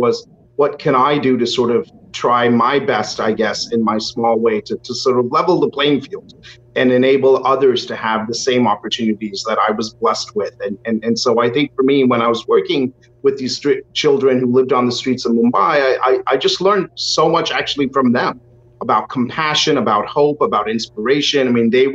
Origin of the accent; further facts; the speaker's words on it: Houston, Texas, United States; I was born and brought up in Houston